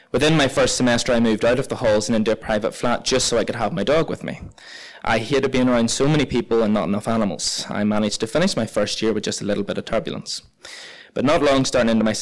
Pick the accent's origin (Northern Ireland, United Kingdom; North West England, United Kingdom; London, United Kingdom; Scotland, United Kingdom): Northern Ireland, United Kingdom; Ballynahinch; we kept her at my parents' dairy farm where I was raised in Ballinahinch